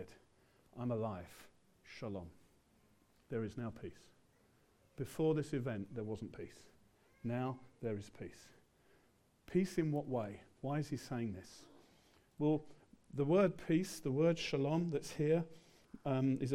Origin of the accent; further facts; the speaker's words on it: England, United Kingdom; we're English.